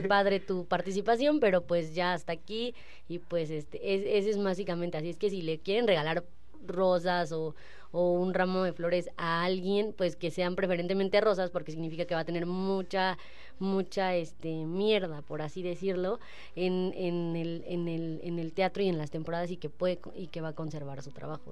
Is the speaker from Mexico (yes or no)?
yes; Mexico; como mexicanos